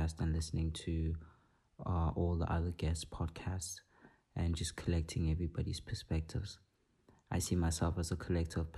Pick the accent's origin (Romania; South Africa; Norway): South Africa; I'm a South African-born 24-year-old international visual artist